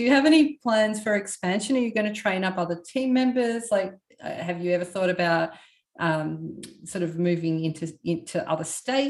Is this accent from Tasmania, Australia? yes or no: no; Melbourne, Victoria, Australia; now in Queensland, Australia; I'm from Melbourne originally, but I'm up in Queensland now. I defected.